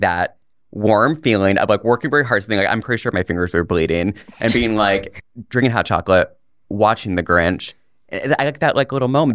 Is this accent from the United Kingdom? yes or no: no; Puerto Rico; I'm Puerto Rican